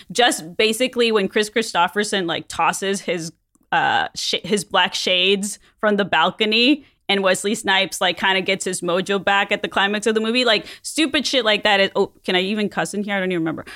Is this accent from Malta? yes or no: no; Mexico; moved away; a kid growing up in Mexico